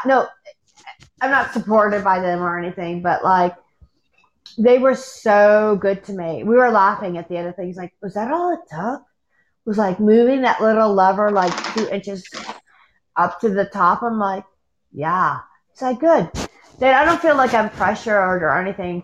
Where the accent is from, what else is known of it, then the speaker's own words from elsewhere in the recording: United States; I'm American